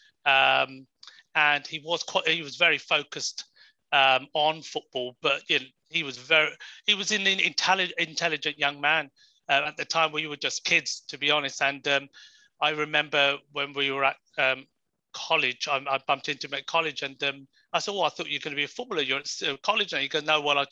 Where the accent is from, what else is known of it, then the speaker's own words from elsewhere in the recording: Crawley, South East England, United Kingdom; moved away as an adult; also born or lived in Horsham; now in Warwickshire, United Kingdom; I grew up in Crawley most of my life, and then moved into a place called Horsham in Sussex as well.